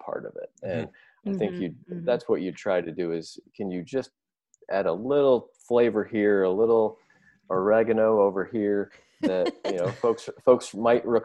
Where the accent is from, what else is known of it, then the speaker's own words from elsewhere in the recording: Chicago, Illinois, United States; moved away; growing up in the Chicago area